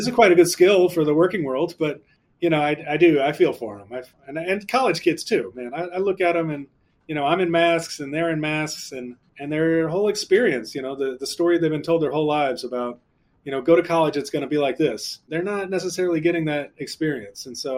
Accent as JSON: {"language": "English", "town": "New Orleans", "region": "Louisiana", "country": "United States", "tie": "born or raised there", "moved": "yes", "said": "When I was a kid growing up in New Orleans"}